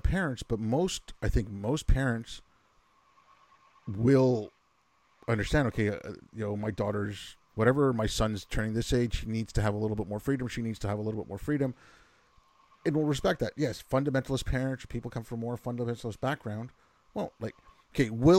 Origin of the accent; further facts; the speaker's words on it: Quebec, Canada; growing up in Quebec